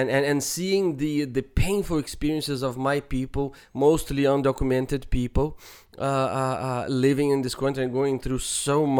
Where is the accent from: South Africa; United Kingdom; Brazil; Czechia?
Brazil; moved away; growing up in Brazil